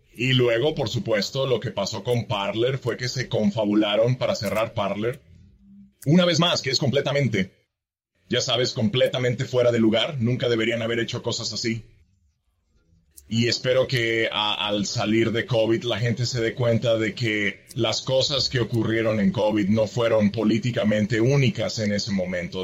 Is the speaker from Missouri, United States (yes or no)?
yes; northeast Missouri, United States; also born or lived in Madrid, Spain; now in Knox County, Tennessee, United States; nos mudamos a una zona muy rural del noreste de Missouri